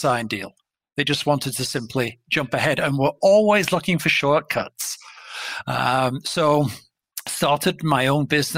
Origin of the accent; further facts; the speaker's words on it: England, United Kingdom; moved away as an adult; now in Minneapolis, United States; from my voice, you can probably tell that I am not a Minneapolis or Minnesota native. So I'm an import from England.